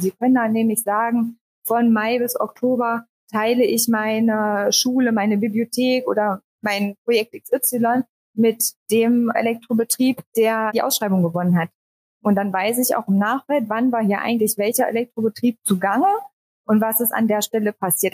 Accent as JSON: {"language": "German", "area": "Harz", "region": "Saxony-Anhalt", "country": "Germany", "also_born_or_lived": "Leipzig", "said": "Ich komme ursprünglich auch aus dem Harz, also nur zehn Kilometer weiter entfernt"}